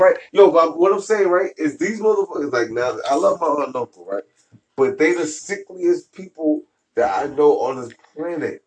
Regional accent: United States; I'm American

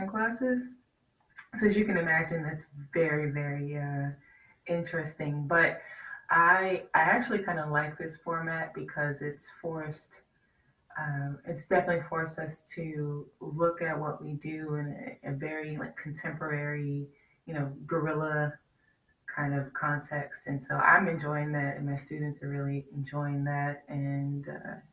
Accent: Washington, District of Columbia, United States; I'm from Washington, D.C.

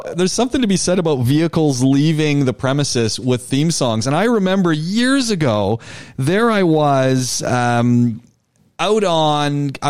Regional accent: Canada; I'm from more north than the North Country. And my boys go, "Dad, why didn't you just say Canada?"

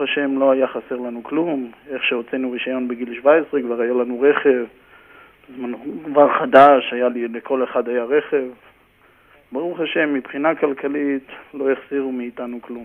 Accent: Karmiel, Northern District, Israel; moved away as an adult; also born or lived in Haifa area, Israel; now in New York, United States; גדלתי בכרמיאל

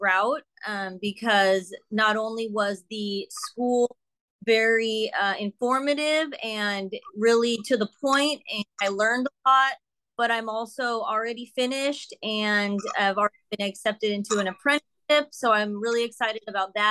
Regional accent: San Diego, California, United States; I'm from San Diego, California, born and raised

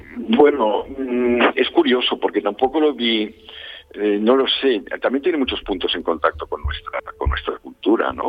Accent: Barcelona, Catalonia, Spain; en Cataluña, en la parte donde yo crecí, donde, bueno, soy de Barcelona, pero donde pasaba veranos y así

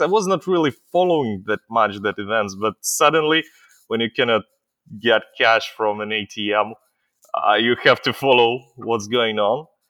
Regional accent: Israel; also born or lived in Ukraine; I'm an Israeli, but I was not born, uh, in Israel. I was born in Ukraine, is still in the times of the Soviet Union, and my parents brought me when I was a little kid, uh, to Israel

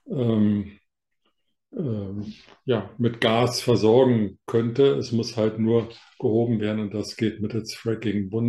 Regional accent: Northern Germany, Germany; now in Bavaria, Germany; ich bin Norddeutscher, komme aus der norddeutschen Tiefebene und bin nach Bayern verschlagen.

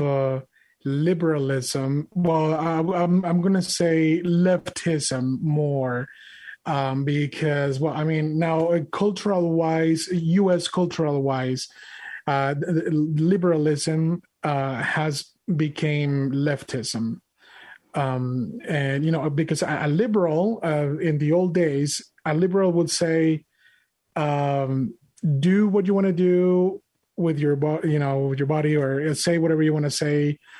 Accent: Monterrey, Nuevo León, Mexico; English is a second language; now in United States; I'm an immigrant from Mexico, from Monterrey, Mexico

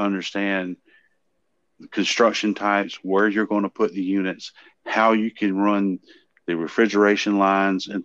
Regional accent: the South, United States; I am from the South and live on a dirt road

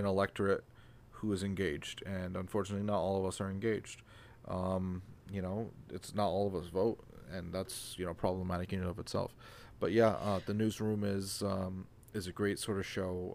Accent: Canada; I'm Canadian.

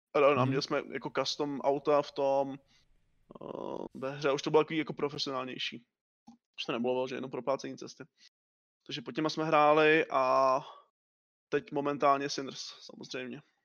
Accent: Liberec, Liberec Region, Czechia; jsem z Liberce

